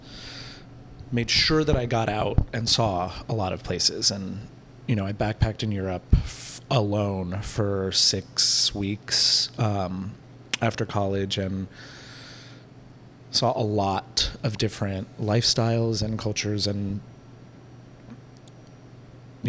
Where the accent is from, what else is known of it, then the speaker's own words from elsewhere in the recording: San Francisco, California, United States; also born or lived in Santa Cruz; I'm from here